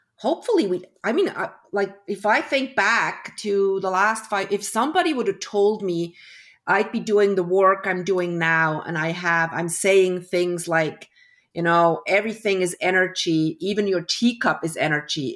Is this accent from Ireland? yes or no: no; Switzerland; also born or lived in Toronto, Canada; I was born in Toronto. My parents were Swiss. Um, we moved back when I was one year old. I, I grew up in Switzerland.